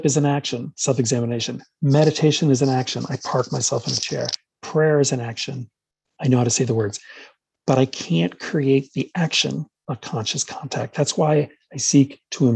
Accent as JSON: {"language": "English", "region": "New York", "country": "United States", "tie": "born or raised there", "said": "I grew up in New York, so we're culturally Catholic and Jewish"}